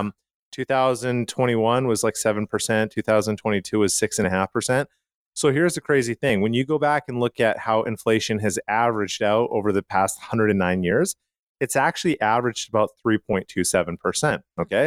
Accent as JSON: {"language": "English", "town": "Calgary", "region": "Alberta", "country": "Canada", "tie": "born or raised there", "moved": "yes", "lives_now": "United States", "said": "I grew up in Calgary, Canada"}